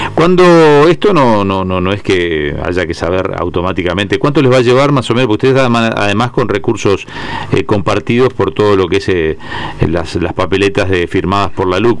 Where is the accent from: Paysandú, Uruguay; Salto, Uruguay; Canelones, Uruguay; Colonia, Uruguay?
Paysandú, Uruguay; now in Montevideo, Uruguay; yo soy de Paysandú, pero hace años que vivo y trabajo en Montevideo